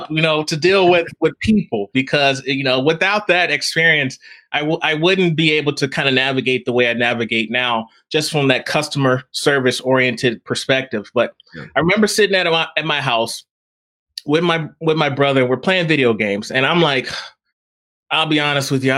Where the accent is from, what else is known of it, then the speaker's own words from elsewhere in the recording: Texas, United States; moved away; I grew up in Texas